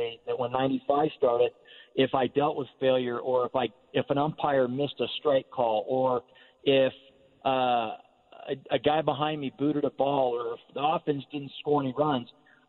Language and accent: English; Northern Nevada, United States; I grew up in Northern Nevada, so, you know, Giant fan growing up